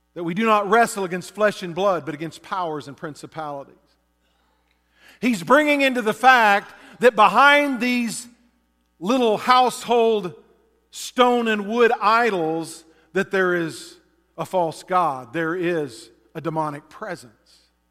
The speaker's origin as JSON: {"language": "English", "region": "Texas", "country": "United States", "tie": "born or raised there", "moved": "yes", "lives_now": "Alaska, United States", "said": "growing up in Texas"}